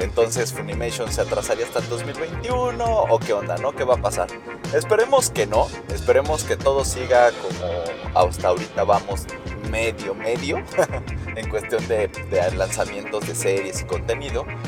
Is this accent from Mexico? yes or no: yes; Mexico